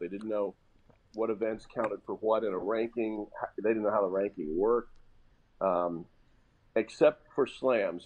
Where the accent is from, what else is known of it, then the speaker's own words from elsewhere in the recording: Indianapolis, Indiana, United States; in Indianapolis, my hometown